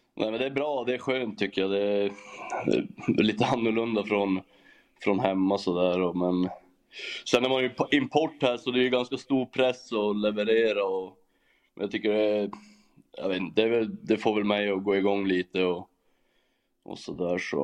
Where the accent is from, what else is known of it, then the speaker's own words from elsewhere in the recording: Norrland, Sweden; moved away as an adult; now in Germany; jag är ju norrlänning